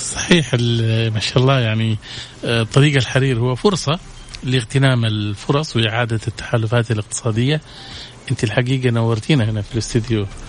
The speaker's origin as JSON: {"language": "Arabic", "country": "Saudi Arabia", "said": "عندنا في السعوديه"}